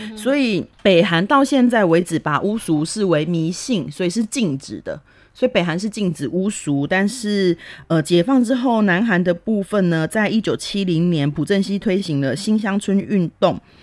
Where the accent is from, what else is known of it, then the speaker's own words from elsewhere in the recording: Taiwan; moved away; also born or lived in South Korea; 以我是台湾人的身份